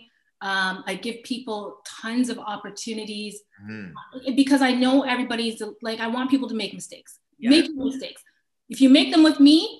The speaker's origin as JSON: {"language": "English", "town": "Kitchener", "region": "Ontario", "country": "Canada", "tie": "born or raised there", "said": "I grew up in Kitchener, Ontario."}